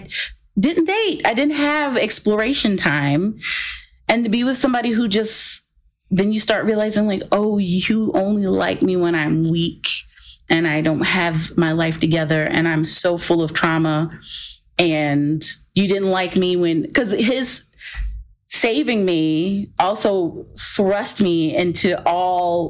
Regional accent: the South, United States; I grew up in the South

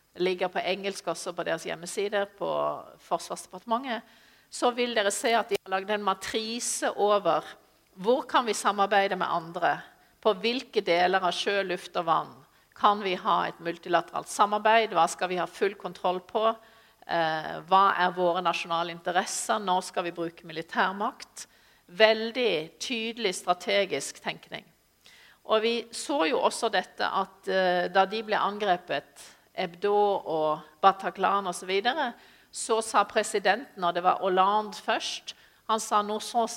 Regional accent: Sørlandet, Norway; jeg er sørlending

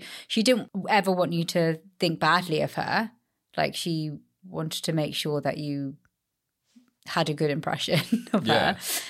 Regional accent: London, United Kingdom; also born or lived in Australia; as an Indian girl brought up in London, gone to Australia, come back with, you know, a white husband, Australian husband.

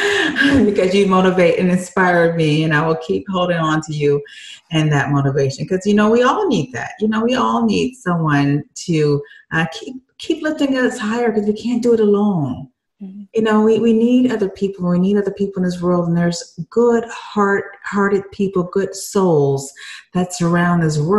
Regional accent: Michigan, United States; moved away; I'm from Michigan originally

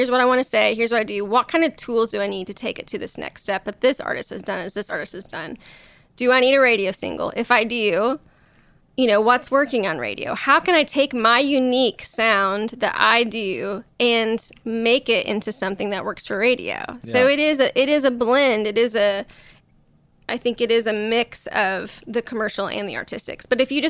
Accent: Illinois, United States; now in Nashville, United States; I'm from Southern Illinois.

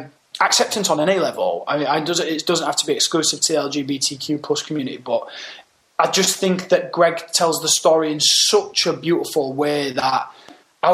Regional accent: Hull, Yorkshire and the Humber, United Kingdom; also born or lived in London / America; I was born and raised up in Hull

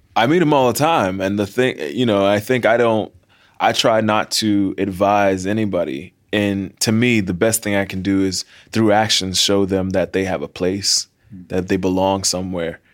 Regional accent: Miami, Florida, United States; growing up in Miami

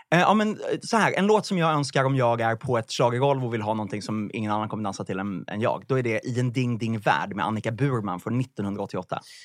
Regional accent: Vallentuna, Stockholm County, Sweden; jag kommer från Vallentuna och eh, i en parallellklass till mig på gymnasiet gick en av Lasse Holms söner

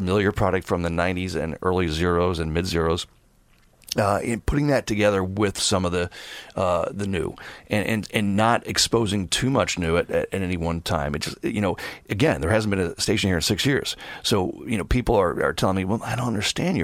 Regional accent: Philadelphia, Pennsylvania, United States; also born or lived in West Coast; now in New York City, United States; I'm from Philadelphia originally, so I'm an East Coast guy

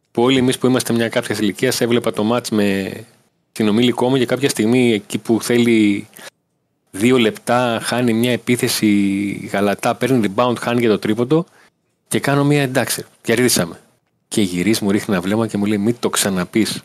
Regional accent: Volos, Thessaly, Greece; γεννήθηκα μεγάλο στη Θεσσαλονίκη. Μεγάλο στο Βόλο που έχει πιο πολύ επιρροέ. Είμαστε κάτω από τα βλάκια εμεί.

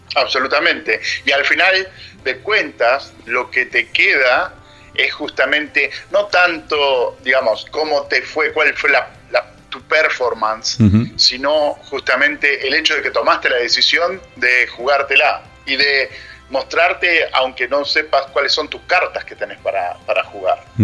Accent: Argentina; moved away as an adult; also born or lived in Trento, Italy / England; soy argentino

